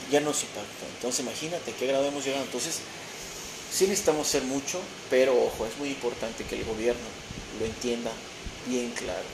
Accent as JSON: {"language": "Spanish", "country": "Mexico", "said": "transformar a mi país, a mi nación, a mi gente"}